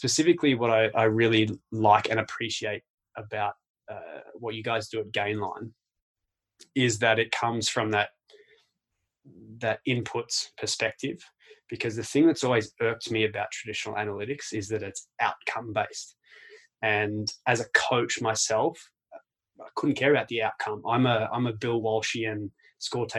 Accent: Canberra, Australian Capital Territory, Australia; I was born in Canberra, so I'm a Canberra Raiders boy. You know, all I remember about my childhood in Canberra

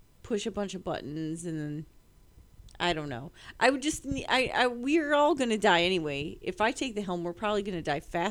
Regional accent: United States; I, as an American

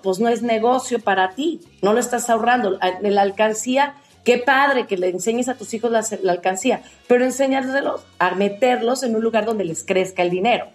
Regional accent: Mexico; como mexicanos

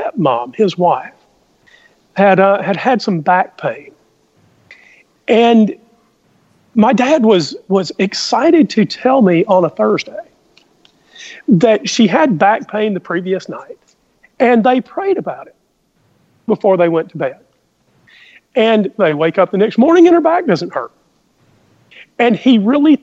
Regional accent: the South, United States; we both grew up in the same place. We grew up in the South.

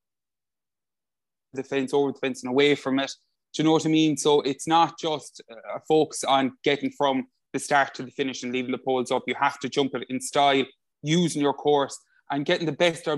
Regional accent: Limerick, Munster, Ireland; I'm 29 years of age and I come from Limerick.

